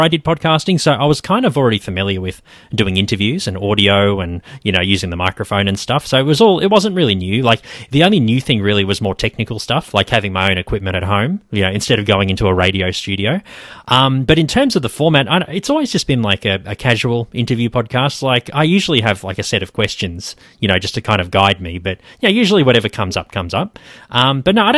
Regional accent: Queensland, Australia; now in Melbourne, Australia; I'm from Queensland originally as well

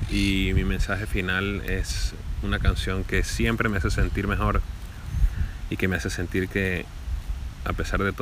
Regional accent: Venezuela; now in Buenos Aires, Argentina; venezolano viviendo en Buenos Aires, Argentina

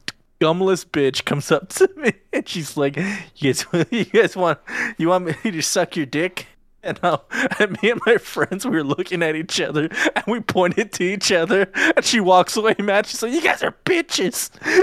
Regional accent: Nebraska, United States; I'm from Nebraska, dude.

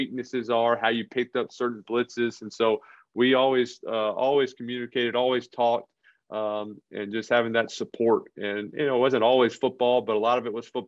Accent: New Orleans, Louisiana, United States; moved away as an adult; also born or lived in Northeast US; now in Northeast, United States; I grew up in New Orleans, not a whole lot of hockey going on

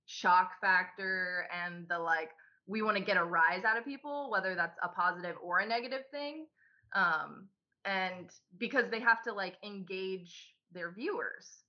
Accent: Mackinaw, Illinois, United States; also born or lived in Georgia; from the time that I was, like, three, I lived there, grew up there

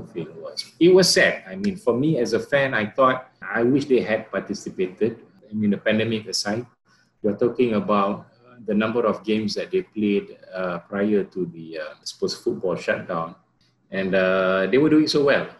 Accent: Johor, Malaysia; I'm from Johor

